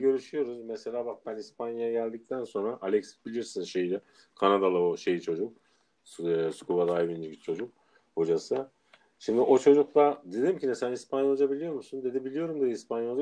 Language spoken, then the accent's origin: Turkish; Adana, Turkey; moved away as an adult; Adana'dan gelmişim. Sosyete ortamında yetişmişim